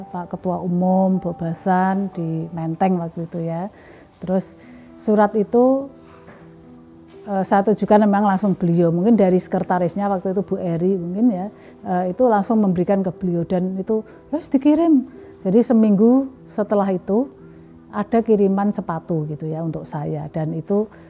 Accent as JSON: {"language": "Indonesian", "town": "Pati", "region": "Central Java", "country": "Indonesia", "said": "di daerah saya, di Pati, Jawa Tengah"}